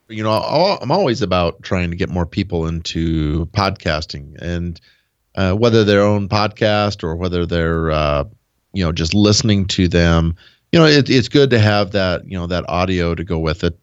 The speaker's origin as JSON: {"language": "English", "region": "Nebraska", "country": "United States", "tie": "born or raised there"}